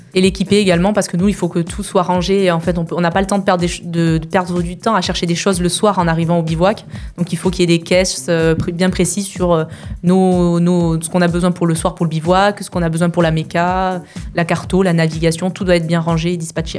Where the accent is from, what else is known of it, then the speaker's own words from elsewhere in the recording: Perpignan, Occitania, France; moved away; also born or lived in Canohès; je suis originaire, originaire de Perpignan